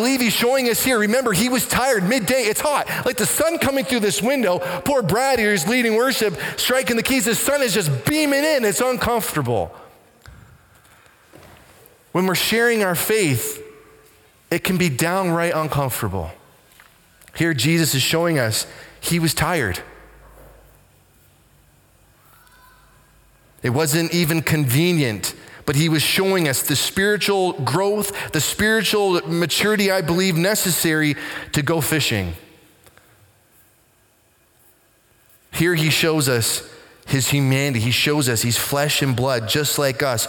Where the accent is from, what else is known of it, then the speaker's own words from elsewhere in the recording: Waterford, Ontario, Canada; Growing up in Waterford, not because we're trying to hide from anybody, majority of the time we would do our shopping and business in Simcoe.